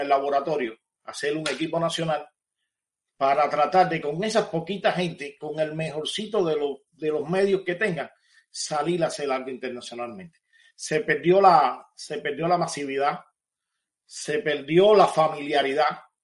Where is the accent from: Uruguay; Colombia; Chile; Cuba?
Cuba; moved away; cuando llegué fuera de Cuba